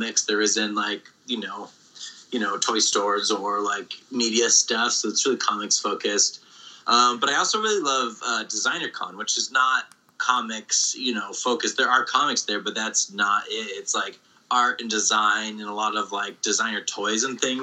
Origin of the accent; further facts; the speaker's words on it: rural Massachusetts, United States; I grew up in rural Massachusetts in New England